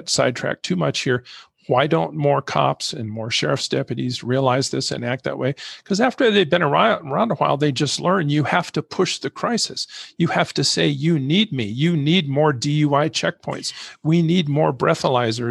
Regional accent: Santa Cruz County, Arizona, United States; Santa Cruz County.

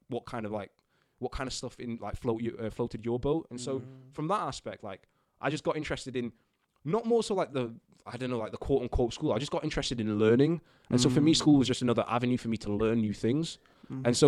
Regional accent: Stalybridge, North West England, United Kingdom; moved away as an adult; grew up in Manchester, a little town called Stalybridge in Manchester

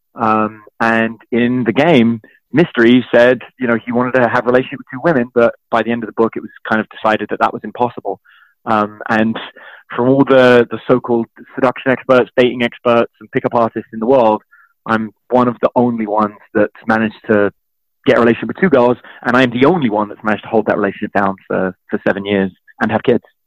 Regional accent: London, United Kingdom; I grew up in East London

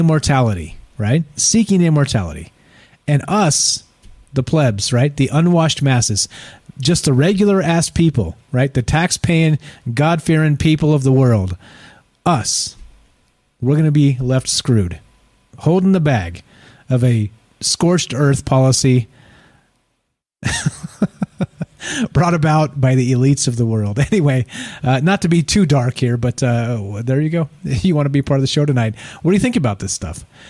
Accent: California, United States; now in Las Vegas, United States; I'm from California, also, right? I live in Las Vegas now

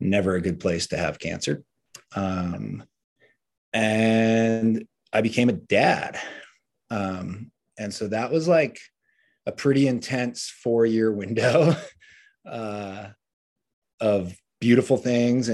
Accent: Cape Cod, Massachusetts, United States; moved away as an adult; also born or lived in US West Coast; I grew up on Cape Cod, moved out west chasing surf dreams during the great El Nino winter of 97, 98.

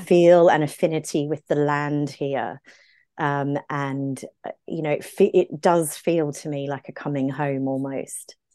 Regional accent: Brisbane, Queensland, Australia; accent: Aussie; moved away as an adult; now in London, United Kingdom; I grew up in Brisbane, in Queensland, in a very tropical, sunny place.

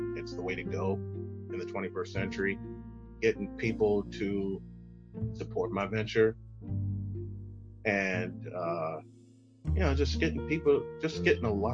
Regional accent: Chicago, Illinois, United States; moved away; my hometown of Chicago

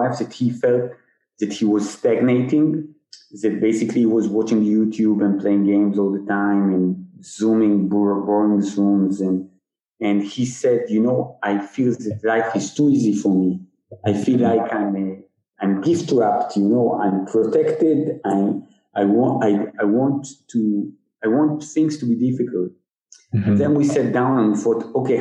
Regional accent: Tel Aviv, Tel Aviv District, Israel; I was born and I grew up in the Tel Aviv area

